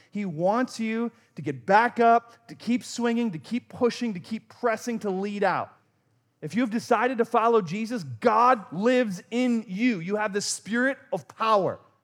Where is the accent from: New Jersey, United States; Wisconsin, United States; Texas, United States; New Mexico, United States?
Wisconsin, United States; I grew up in Wisconsin